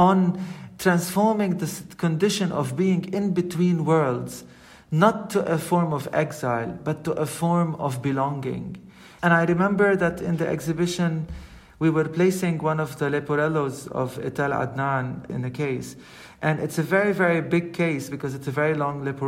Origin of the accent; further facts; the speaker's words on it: Lebanon; I mean, I'm born in Lebanon. I'm from Lebanon